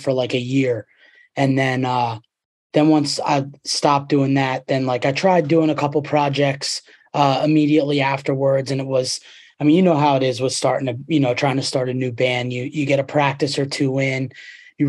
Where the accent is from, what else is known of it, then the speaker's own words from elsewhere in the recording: Boyertown, Pennsylvania, United States; also born or lived in Philadelphia; I grew up in Boyertown, which is 5 minutes away from Pottstown